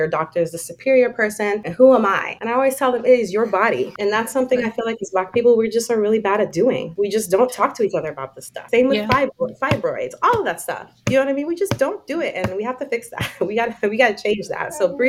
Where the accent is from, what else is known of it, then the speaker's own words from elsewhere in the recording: Jamaica; I'm Jamaican.